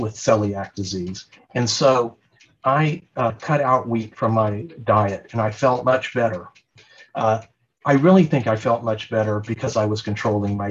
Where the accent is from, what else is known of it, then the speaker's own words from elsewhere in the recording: Dallas, Texas, United States; moved away as an adult; also born or lived in Oregon; I grew up in Dallas, Texas